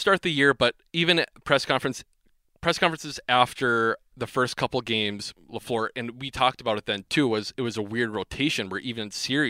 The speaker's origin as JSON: {"language": "English", "town": "Superior", "region": "Wisconsin", "country": "United States", "tie": "born or raised there", "said": "we grew up in Superior, Wisconsin, next to Duluth."}